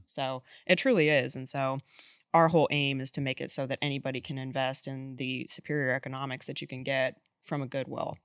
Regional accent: Boulder, Colorado, United States; moved away as an adult; now in Texas, United States; I'm actually from Boulder, Colorado

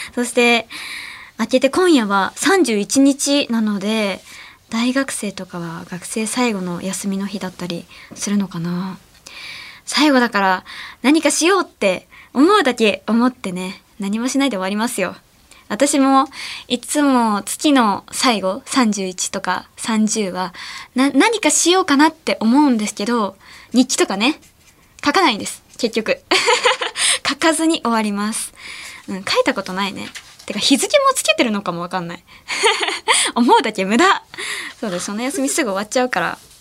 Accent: Ehime, Japan; now in Tokyo, Japan; 地元の愛媛にいた時

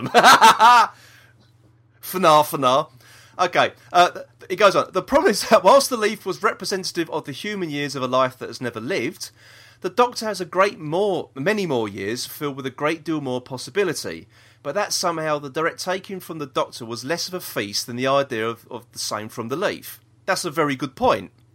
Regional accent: London, United Kingdom; We're from South East London. We don't s, talk proper, do we?

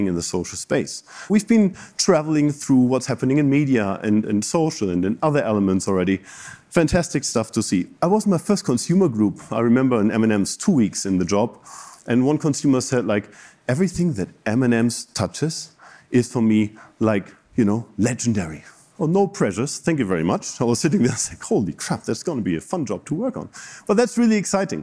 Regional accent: Bremen, Germany; moved away as an adult; also born or lived in Japan; now in Chicago, United States; My hometown is Bremen

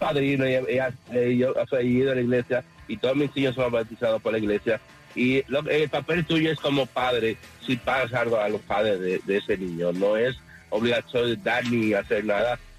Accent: Dominican Republic; yo soy dominicano

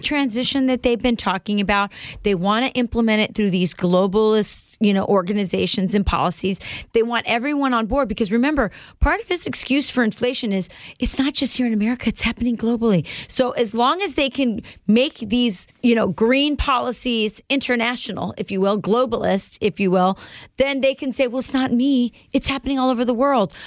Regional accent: Arizona, United States; moved away as an adult; now in Wisconsin, United States; In Arizona, my home state

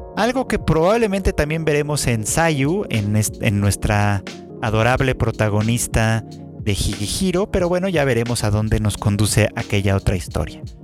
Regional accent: Mexico; como mexicanos

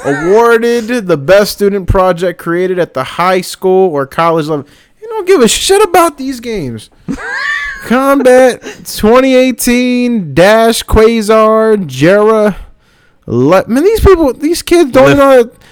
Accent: the South, United States; I'm from the South.

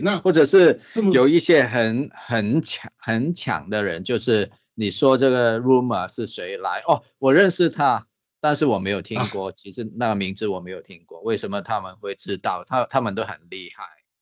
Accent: Hong Kong; now in Taiwan; 因为我是香港来的嘛

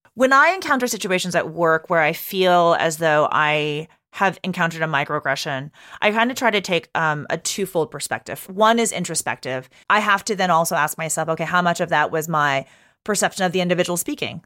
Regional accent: Texas, United States; moved away; I grew up in Texas, so not a New Yorker

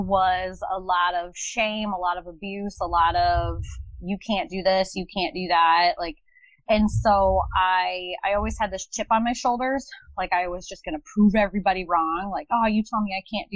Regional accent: Northwest Iowa, United States; also born or lived in Minneapolis, Minnesota / Farmington, Minnesota; I was actually born in Minneapolis. I grew up in a small town outside of Minneapolis called Farmington. I lived there until I was about 8 years old, and then I moved to Northwest Iowa. So I've been in the Midwest ever since

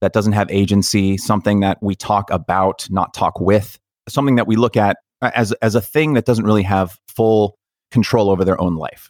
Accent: United States; as an American

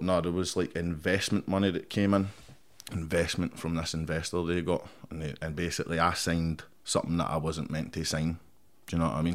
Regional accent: Paisley, Scotland, United Kingdom; I grew up in Paisley, Hunter Hill

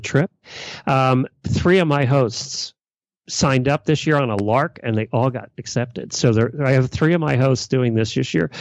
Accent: Lancaster County, Pennsylvania, United States; growing up in Leicester County

